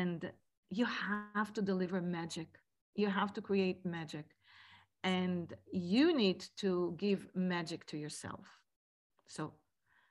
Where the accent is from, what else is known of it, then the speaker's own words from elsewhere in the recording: Israel; moved away; growing up in Israel as a little kid